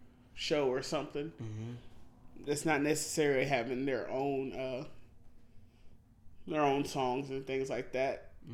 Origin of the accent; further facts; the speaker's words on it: Huntsville, Alabama, United States; growing up in Huntsville